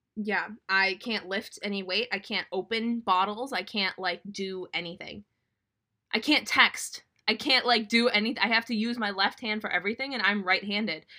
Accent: Minnesota, United States; my hometown team, the Minnesota Wild

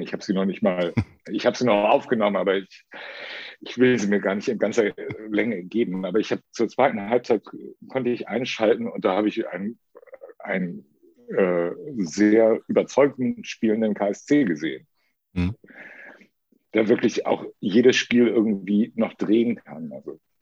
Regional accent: Lübeck, Schleswig-Holstein, Germany; moved away as an adult; also born or lived in Karlsruhe; now in Hamburg, Germany; Ich bin in Lübeck geboren, bin zum Studieren nach Karlsruhe gegangen und bin da 27 Jahre hängen geblieben

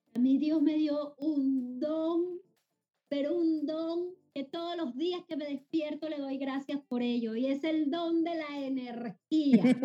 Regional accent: Venezuela; moved away as an adult; now in Panama; Venezuela es Venezuela y, siempre obviamente es mi país, es mi tierra, eh, es mi ADN

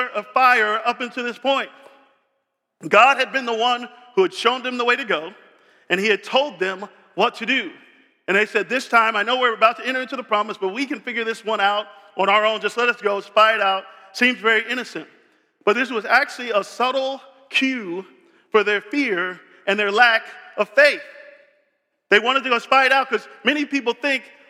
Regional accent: Tampa, Florida, United States; I grew up in Tampa.

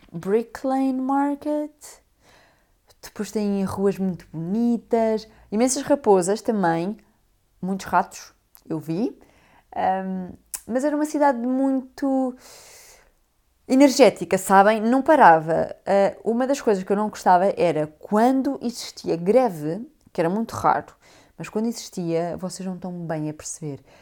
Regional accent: Portugal; moved away as an adult; also born or lived in London, United Kingdom

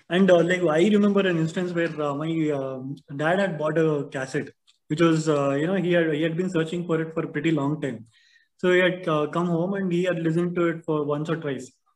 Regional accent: Bangalore, Karnataka, India; growing up in Bangalore

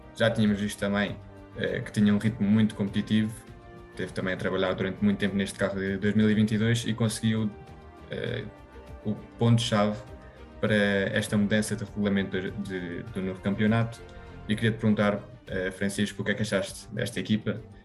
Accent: Spain; Eu, sendo espanhol

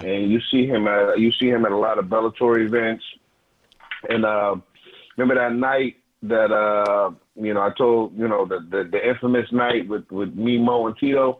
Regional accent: Detroit, Michigan, United States; moved away; I'm from Detroit

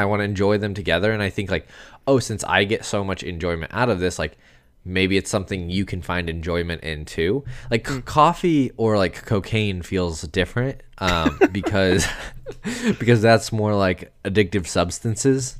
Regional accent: United States; I'm American

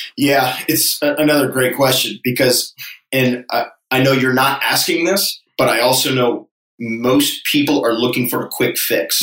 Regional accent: Connecticut, United States; moved away as an adult; also born or lived in Hawaii; now in Charleston, United States; growing up in Connecticut

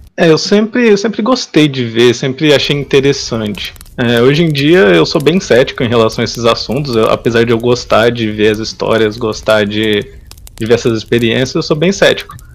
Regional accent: São Joaquim da Barra, São Paulo, Brazil; Sou do interior de São Paulo, sou de uma cidadezinha chamada São Joaquim da Barra

